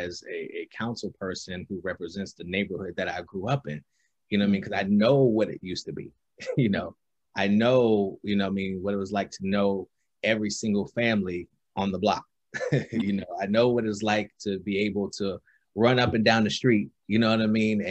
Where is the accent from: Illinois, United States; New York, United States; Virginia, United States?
New York, United States; Albany; growing up in Albany